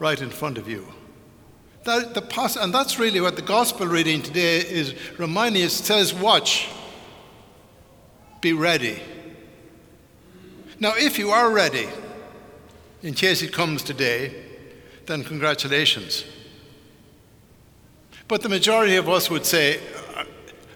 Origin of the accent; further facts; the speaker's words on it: Ireland; moved away; growing up in Ireland in the 50s, growing up out in the country